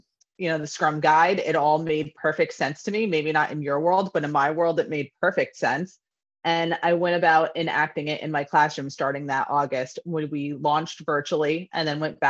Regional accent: New York, United States; moved away as an adult; also born or lived in Connecticut; now in Florida, United States; I was born and raised in New York, got my first job teaching in East Harlem, moved to Connecticut, all in public schools, and then ended up moving to Florida

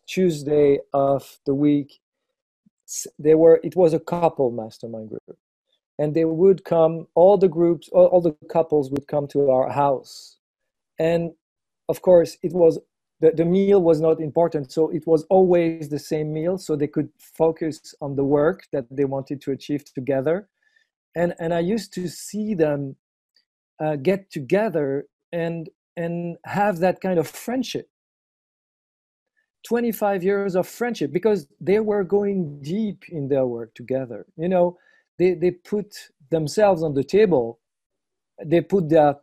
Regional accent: eastern France, France; I'm from France, obviously, from the eastern part next to Germany and Switzerland

